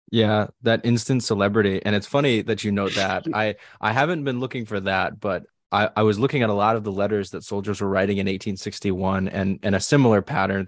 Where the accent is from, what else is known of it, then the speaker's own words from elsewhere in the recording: New England, United States; I grew up in New England